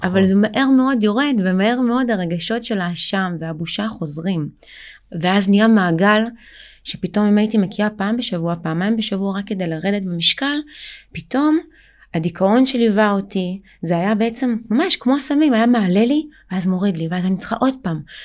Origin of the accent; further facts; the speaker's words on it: Israel; also born or lived in Ukraine; אני באמת עליתי לארץ אה, מאוקראינה